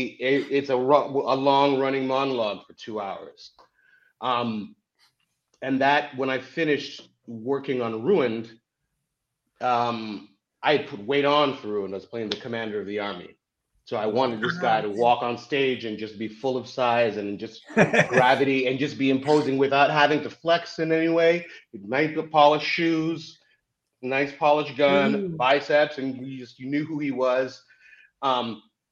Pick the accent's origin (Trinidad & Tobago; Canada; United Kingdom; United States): Canada; also born or lived in Zimbabwe; I'm from Africa and grew up in Canada